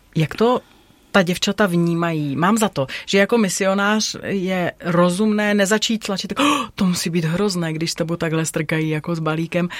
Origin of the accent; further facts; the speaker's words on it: Bohemia, Czechia; u nás v Čechách